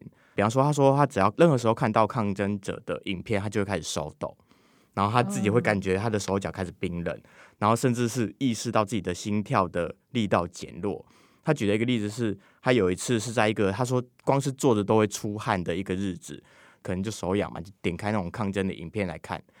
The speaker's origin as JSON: {"language": "Chinese", "country": "Taiwan", "said": "就是连我们台湾人都会知道，"}